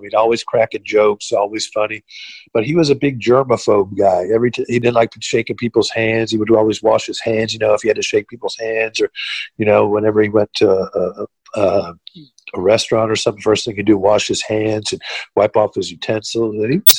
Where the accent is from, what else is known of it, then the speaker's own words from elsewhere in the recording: Jacksonville, Florida, United States; I was raised in Jacksonville, Florida, so there was a lot of surfing. I lived close to the beaches.